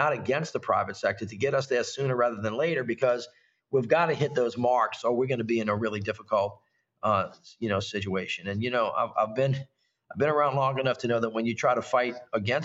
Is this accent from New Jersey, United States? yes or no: no; Louisiana, United States; I'm from Louisiana